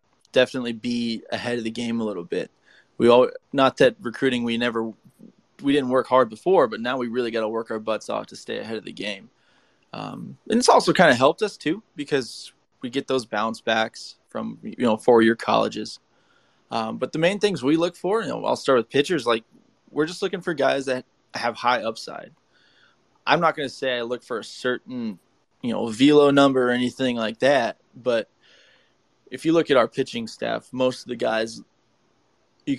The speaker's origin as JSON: {"language": "English", "town": "Streetsboro", "region": "Ohio", "country": "United States", "tie": "born or raised there", "said": "it's in Streetsboro. So my hometown"}